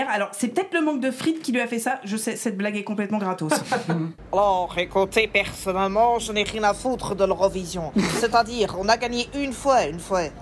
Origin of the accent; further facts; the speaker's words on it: Normandy, France; Moi, je suis normande. Moi, j'en ai eu ma dose de la pluie jusqu'à mes 18 ans.